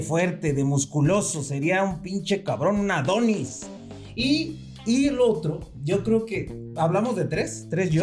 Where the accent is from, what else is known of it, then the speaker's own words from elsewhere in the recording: Mexico; also born or lived in Mexico City; somos muy impuntuales aquí en México